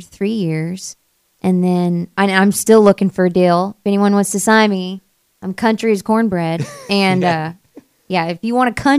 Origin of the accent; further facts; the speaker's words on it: Sevierville, Tennessee, United States; also born or lived in Goodlettsville, Tennessee; I grew up in East Tennessee, where Dolly Parton's from. Right smack dab where Dolly Parton is from is where I'm from.